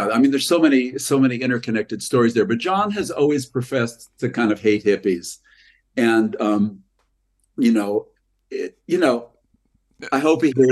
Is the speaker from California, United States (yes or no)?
yes; Los Angeles, California, United States; I grew up